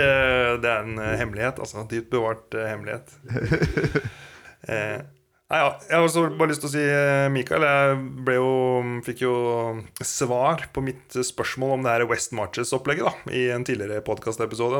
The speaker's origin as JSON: {"language": "Norwegian", "town": "Kongsberg", "region": "Buskerud", "country": "Norway", "tie": "born or raised there", "said": "Jeg er jo opprinnelig fra Kongsberg"}